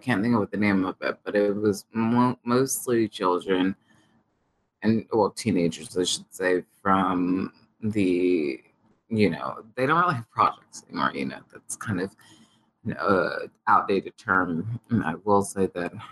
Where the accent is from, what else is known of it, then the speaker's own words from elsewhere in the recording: Edgewood, New York, United States; I was living in Edgewood here in Long